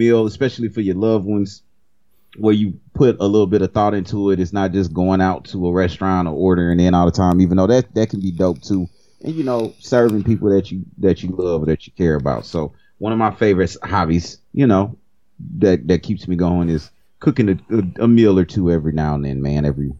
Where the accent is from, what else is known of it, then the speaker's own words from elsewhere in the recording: Cajun, Louisiana, United States; I'm Cajun.